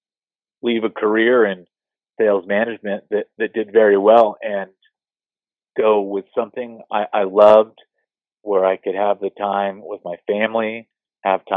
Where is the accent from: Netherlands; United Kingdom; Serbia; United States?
United States; Bay Area, California; moved away as an adult; I grew up in the Bay Area.